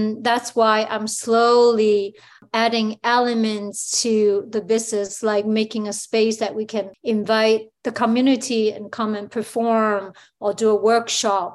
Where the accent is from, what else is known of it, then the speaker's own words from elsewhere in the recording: Hong Kong; now in Toronto, Canada; where I grew up in Hong Kong.